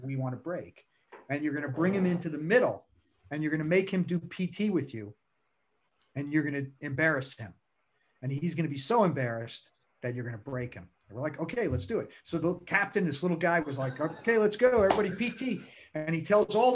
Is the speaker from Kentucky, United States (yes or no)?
no; New York, United States; also born or lived in Bronx; I grew up in New York, lived in the Bronx for years